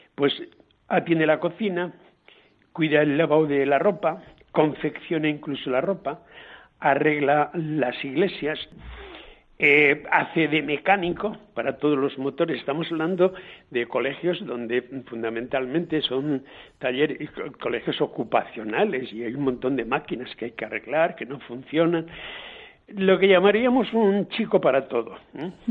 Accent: Guadalajara, Castilla-La Mancha, Spain; yo soy de Guadalajara, pero, pero de este lado de acá, que no tenemos ese deje

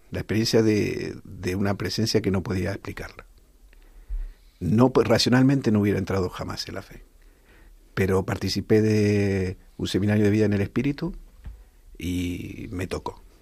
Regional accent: Rivas-Vaciamadrid, Community of Madrid, Spain; en el coro del de Rivas, nosotros somos de Rivas hacia Madrid

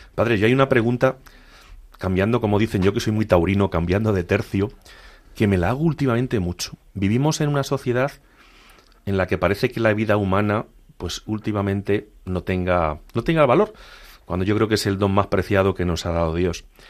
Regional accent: Castilla-La Mancha, Spain; como dicen en mi tierra manchega

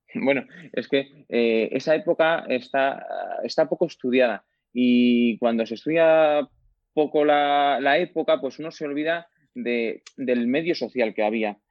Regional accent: Humanes, Spain; yo ya desde, desde joven, de toda la vida, pues he pertenecido pues a, mi parroquia, en mi pueblo, en Humanes

